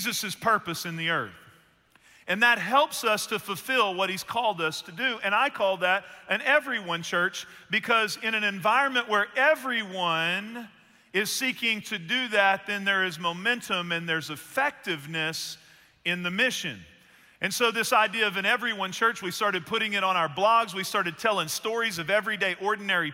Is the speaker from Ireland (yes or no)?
no; Northeast Texas, United States; I grew up in Northeast Texas, and my uncle's from there, too